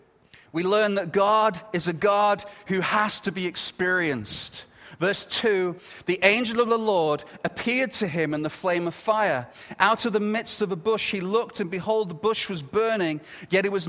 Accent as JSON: {"language": "English", "country": "United Kingdom", "moved": "as an adult", "lives_now": "Canada", "said": "I'm very proud to be British. And I come from Britain"}